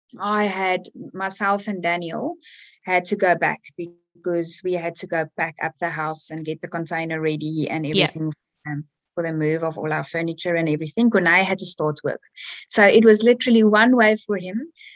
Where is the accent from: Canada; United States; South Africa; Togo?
South Africa; now in Australia; So way back when I was a child, we would take our bicycles and, you know, go ride and do our thing.